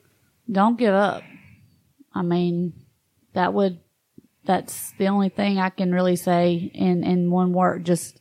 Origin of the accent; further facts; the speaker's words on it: Gwinnett County / Barrow County, Georgia, United States; also born or lived in Columbus, Georgia / LaGrange, Georgia; I was born in Gwinnett, but it was actually in Barrow County.